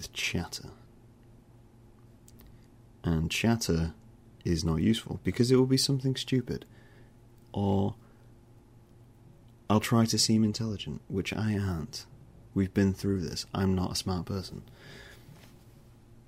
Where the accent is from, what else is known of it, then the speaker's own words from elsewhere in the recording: United Kingdom; I'm British